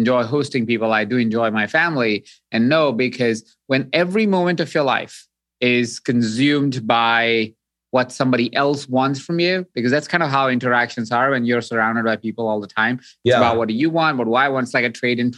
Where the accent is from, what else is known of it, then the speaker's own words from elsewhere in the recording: Jaipur, Rajasthan, India; So I grew up in Jaipur, India